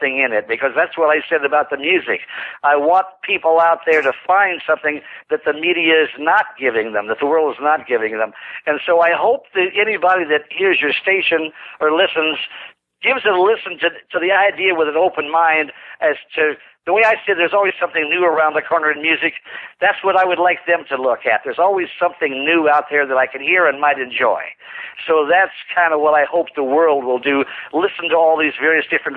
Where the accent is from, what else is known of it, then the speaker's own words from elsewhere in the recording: Indiana, United States; moved away; I come from Indiana. And I'm a real Hoosier